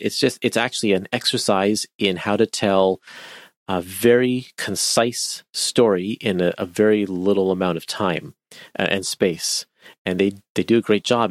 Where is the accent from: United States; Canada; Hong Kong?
Canada; I'm Canadian